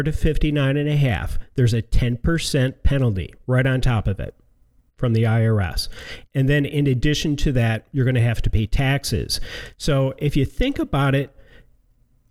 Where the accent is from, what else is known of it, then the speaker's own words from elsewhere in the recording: outside of Detroit, Michigan, United States; now in Sarasota, United States; growing up in Michigan, outside of Detroit, we had a lot of 401ks with big companies